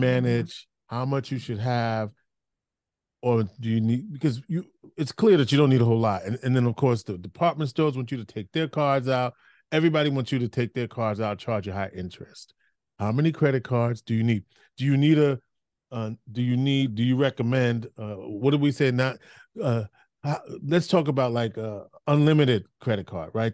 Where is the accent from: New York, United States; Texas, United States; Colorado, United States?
New York, United States; I grew up in New York